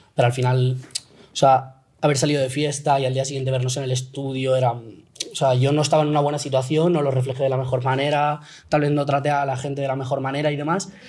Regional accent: Valencia, Valencian Community, Spain; Somos los cinco de Valencia

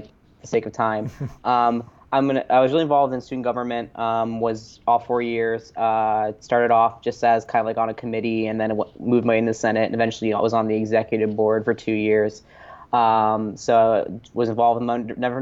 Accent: Massillon, Ohio, United States; moved away as an adult; also born or lived in Ithaca, New York; I'm originally from Massillon, Ohio, which is a small town

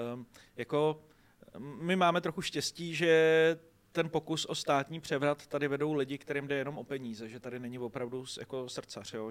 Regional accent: Děčín, Ústí nad Labem Region, Czechia; Děčína, což je moje rodní město

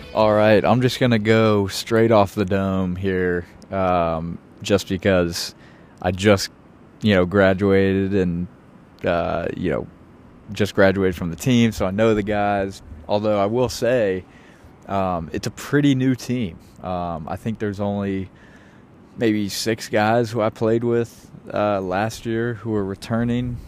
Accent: Richmond, Virginia, United States; moved away as an adult; also born or lived in Chapel Hill, North Carolina; now in New York City, United States; I grew up in Richmond

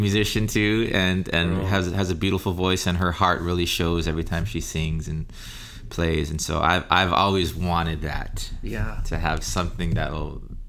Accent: Texas, United States; also born or lived in Utah; I actually grew up in the mainland.

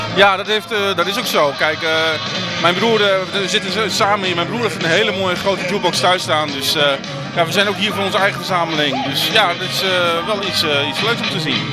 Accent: Groningen, Netherlands; wij komen uit Groningen

